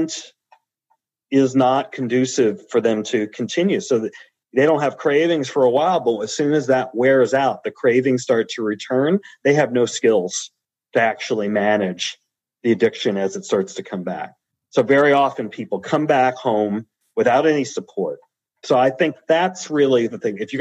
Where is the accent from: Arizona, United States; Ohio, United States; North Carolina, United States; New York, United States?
New York, United States; New York City; I was born and raised in the South Bronx